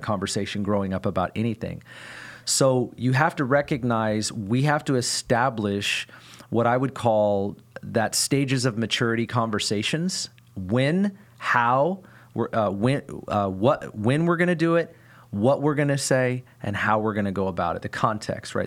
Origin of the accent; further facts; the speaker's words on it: United States; I, as an American, don't have a back culture